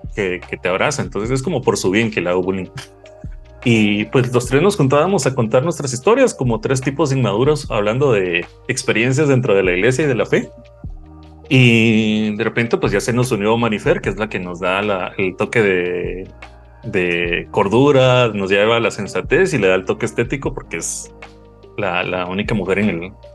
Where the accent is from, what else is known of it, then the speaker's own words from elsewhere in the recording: Guatemala; Soy de, de Guatemala